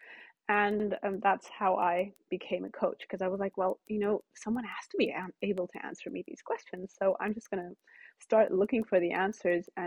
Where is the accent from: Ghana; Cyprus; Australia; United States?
Cyprus; moved away; I grew up in Cyprus, which is a tiny little island below Turkey. And I grew up with Turkish, English, and German, and that's why my English is pretty good